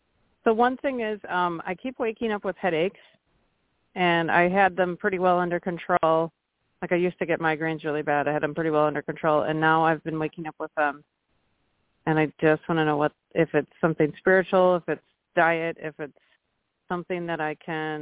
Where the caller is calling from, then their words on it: Milwaukee, Wisconsin, United States; from Milwaukee.